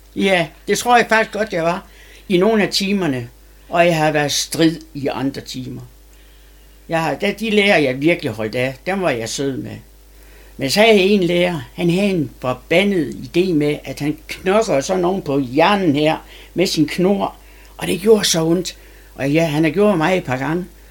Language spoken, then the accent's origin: Danish; Sæby, North Denmark Region, Denmark; also born or lived in Aalborg / Haderslev; Og der blev jeg adopteret af min mor, da jeg var to og halvt år, og kom til Sæby